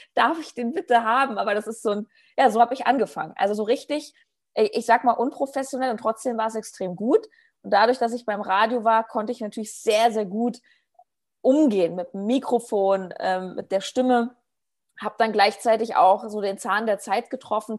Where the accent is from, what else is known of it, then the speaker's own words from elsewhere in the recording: Berlin, Germany; ich komme aus Berlin